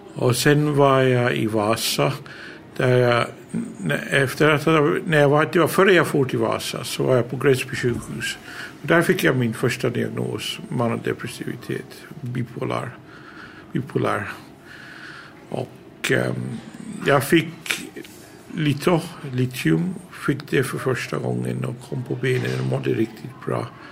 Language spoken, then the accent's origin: Swedish; England, United Kingdom; first language English; Swedish is a second language; moved away as an adult; now in Åland, Finland; Jag är född och uppvuxen i England. Mina föräldrar är härifrån. Mitt modersmål är engelska. Men jag har bott i Finland i över 30 år.